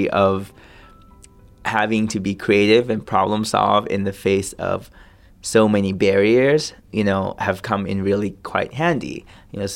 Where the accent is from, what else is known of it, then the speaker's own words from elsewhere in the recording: Milpitas, California, United States; also born or lived in Thailand / Sacramento / Berkeley; I grew up in Milpitas, then Sacramento, Berkeley